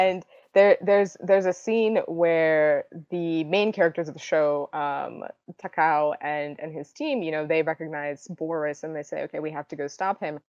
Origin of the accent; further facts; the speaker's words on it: Russia; now in United States; I was born in Russia and eventually moved to the States